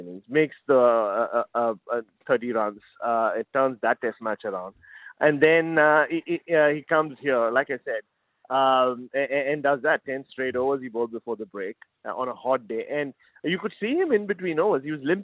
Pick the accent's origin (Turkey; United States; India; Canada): India; Mumbai, Maharashtra; growing up in Mumbai